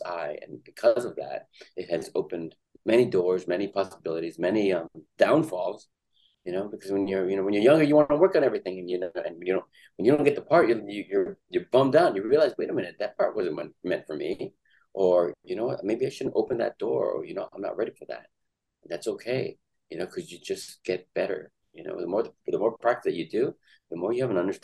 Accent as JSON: {"language": "English", "town": "Los Angeles", "region": "California", "country": "United States", "tie": "born or raised there", "said": "I was born and raised in Los Angeles. I grew up in East LA."}